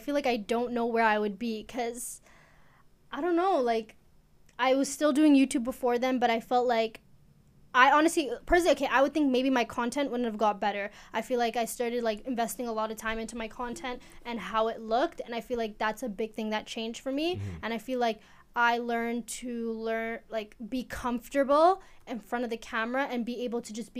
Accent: Eritrea; Okay, so I am from East Africa. Where in East Africa? I'm from Eritrea.

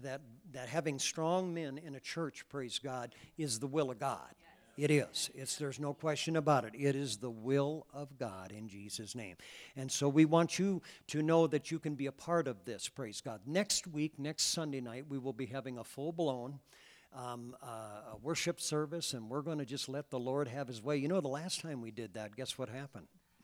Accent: Iowa, United States; now in Wyoming, United States; You know, we came from Iowa, and so we're used to in April, generally it rains.

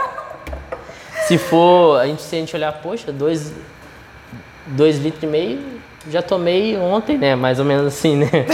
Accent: Minas Gerais, Brazil; eu sou de Minas Gerais

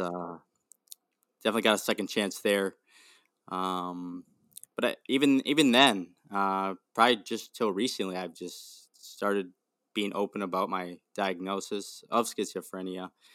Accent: Milwaukee, Wisconsin, United States; I'm from Milwaukee, Wisconsin

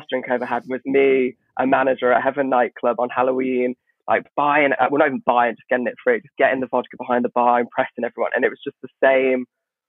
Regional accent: Nuneaton, West Midlands, United Kingdom; moved away as an adult; now in London, United Kingdom; I come from the Midlands, by the way, from a very, very regional village

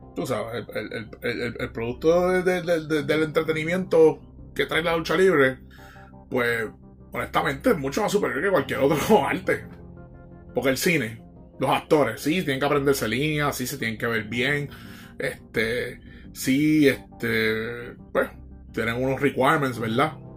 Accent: Puerto Rico; Nosotros como boricua vivimos una cabrona isla

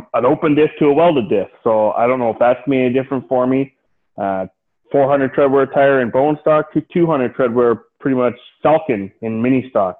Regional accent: Sunset Speedway area, Ontario, Canada; it's my hometown

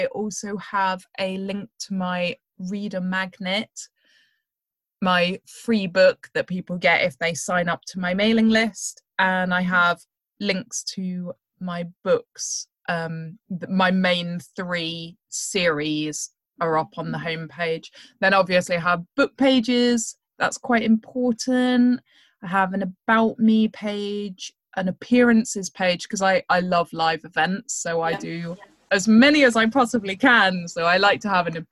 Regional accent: United Kingdom; being British

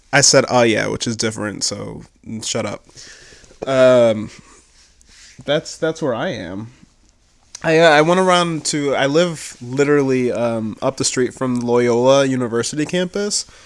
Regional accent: Buffalo, New York, United States; I'm from Buffalo

